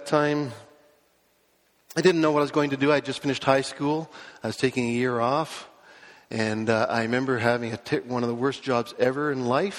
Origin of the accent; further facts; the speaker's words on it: Toronto, Ontario, Canada; I was born in Scarborough, raised in a Christian home